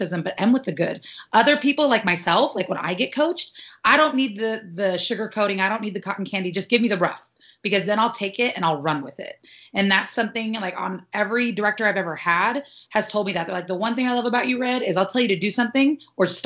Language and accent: English; Sacramento, California, United States; also born or lived in Santa Barbara / Pasadena; I'm from Sacramento, which is a big city, but traffic is never like how it is in LA.